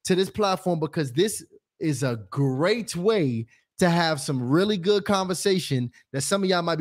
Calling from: Memphis, Tennessee, United States

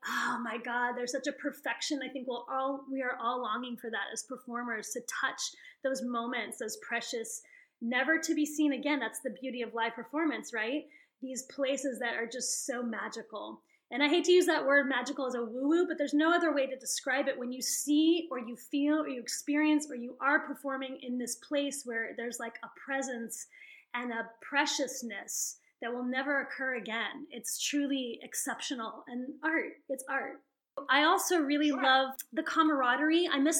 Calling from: Santa Barbara, California, United States; I'm calling from Santa Barbara, California.

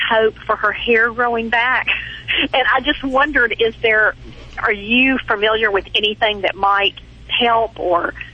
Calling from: Hernando, Mississippi, United States

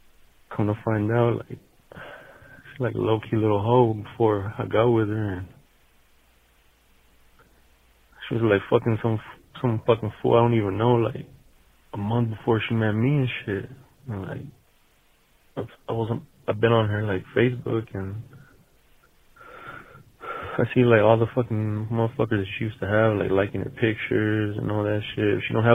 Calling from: Las Vegas, Nevada, United States; Hey, what up, Theo? I'm calling from Vegas.

